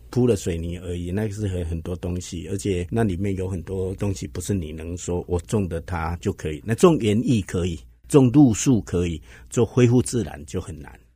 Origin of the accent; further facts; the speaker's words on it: Hsinchu, Taiwan; 我是新竹人，那我在新竹的乡下，我就是喜欢新竹这样美好的一个环境